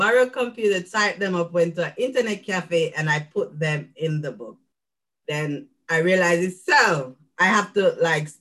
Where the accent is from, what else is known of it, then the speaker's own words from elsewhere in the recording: Jamaica; moved away as an adult; now in United States; I'm a Jamaican living in the US for the past 5 years